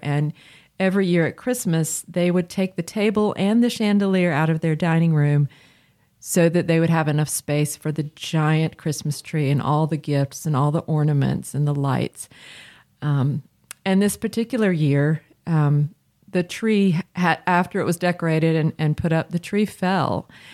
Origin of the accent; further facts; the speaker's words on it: Chapel Hill, North Carolina, United States; As a child, um, growing up in Chapel Hill for several years